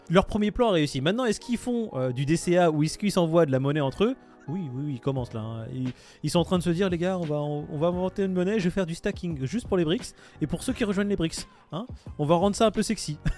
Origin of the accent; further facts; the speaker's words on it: France; nous en tant que Français